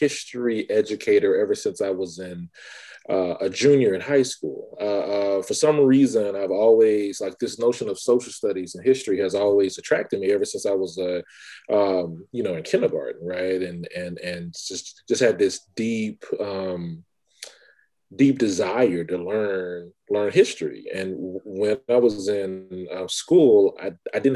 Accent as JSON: {"language": "English", "town": "Baker", "region": "Louisiana", "country": "United States", "said": "I'm from Baker, Louisiana, a small bedroom community north of Baton Rouge, Louisiana"}